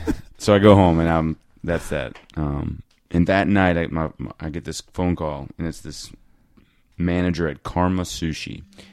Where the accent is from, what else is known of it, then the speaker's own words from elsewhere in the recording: Washington, District of Columbia, United States; moved away as an adult; also born or lived in Flagstaff; "Where are you from?" And I was like, "Washington, D.C.